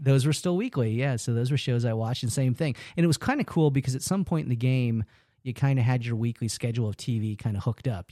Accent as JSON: {"language": "English", "region": "New York", "country": "United States", "moved": "yes", "said": "I'm originally from New York"}